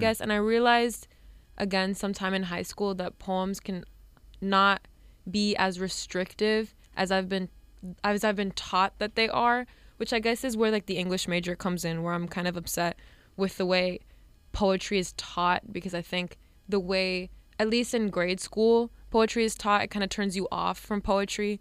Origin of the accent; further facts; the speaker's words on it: Hialeah, Florida, United States; moved away as an adult; now in New York, United States; I'm from Hialeah, Florida, so very, um, mo, like, mostly Cuban people live there. And as much as, like, I l, I'm also Cuban